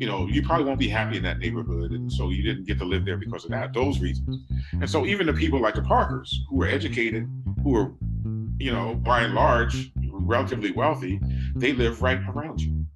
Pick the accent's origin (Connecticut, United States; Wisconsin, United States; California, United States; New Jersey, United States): New Jersey, United States; Red Bank; I grew up in New Jersey